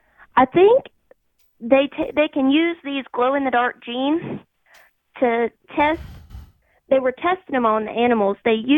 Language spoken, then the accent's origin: English; St. Louis, Missouri, United States; I'm from the St. Louis area.